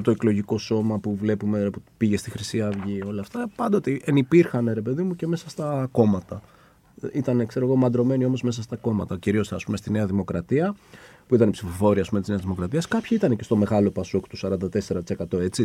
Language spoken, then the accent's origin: Greek; Nea Smyrni, Attica, Greece; moved away as an adult; also born or lived in Exarchia, Athens; εγώ γεννηθεί νεασμένη.